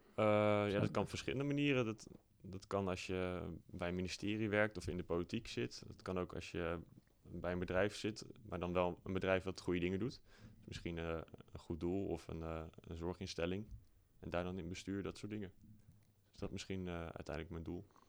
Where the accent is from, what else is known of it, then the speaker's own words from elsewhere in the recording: Apeldoorn, Gelderland, Netherlands; ik ben opgegroeid in Apeldoorn. vanaf mijn derde woon ik in Apeldoorn.